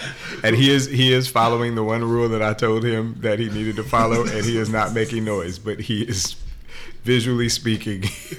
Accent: Oakland, California, United States; I'm from Oakland

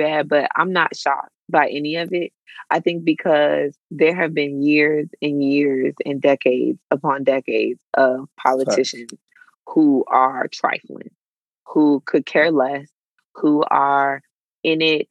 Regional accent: United States; we as the American people

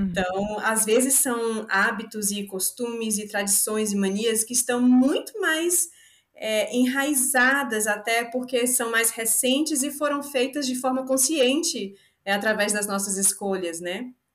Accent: Salvador, Bahia, Brazil; Eu sou de Salvador, eu sou baiana da gema

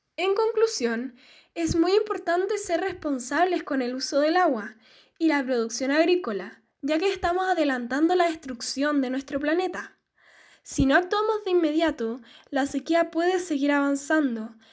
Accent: Chile; ayudemos todos unidos como chilenos

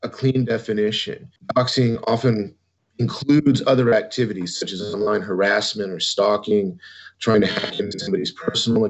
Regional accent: San Antonio, Texas, United States; I'm from San Antonio

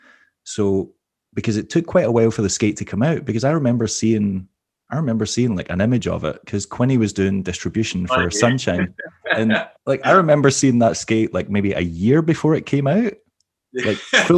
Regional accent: Scotland, United Kingdom; now in Glasgow, United Kingdom; Like maybe 45 minutes outside Glasgow. So like half an hour on the train, but yeah, lived in Glasgow for over a decade now.

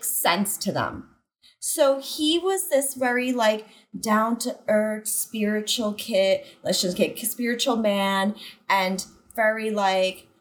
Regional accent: New York City, New York, United States; I'm from Staten Island, New York

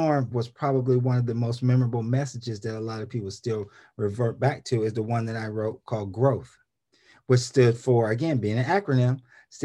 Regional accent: Columbus, Ohio, United States; in Columbus, Ohio, my hometown

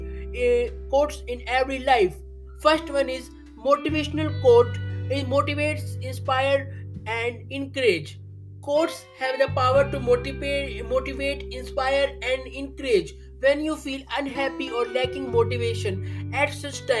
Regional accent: India; I am from India.

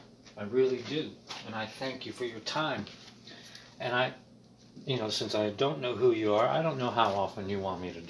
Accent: Middletown, Midwest, United States; I'm a voice from the heartland because I was raised in Middletown, America

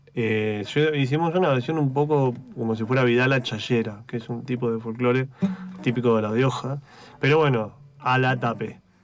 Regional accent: Neuquén, Argentina; moved away as an adult; also born or lived in Tierra del Fuego; now in Buenos Aires, Argentina; Nacido en Tierra del Fuego, criado en Neuquén. Ok. Desde los 9 años viví en Neuquén

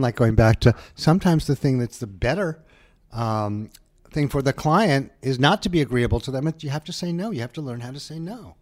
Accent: New Haven, Connecticut, United States; moved away; I was from that, and I was from New Haven, too, in the area

